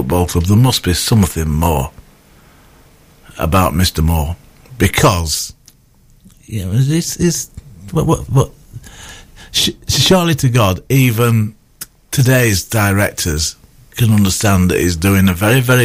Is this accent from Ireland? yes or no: no; Bradford, Yorkshire and the Humber, United Kingdom; I come from Bradford. So, I mean, I'm quite well versed in the ways of racial integration because, you know, Bradford is that sort of place, or at least it was in my day.